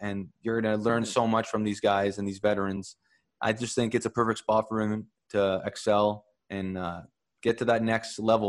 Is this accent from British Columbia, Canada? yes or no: no; Montreal, Quebec, Canada; I'm from Montreal